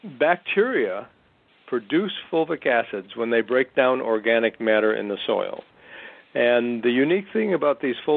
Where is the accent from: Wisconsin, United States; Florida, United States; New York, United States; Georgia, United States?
Wisconsin, United States; I grew up in Wisconsin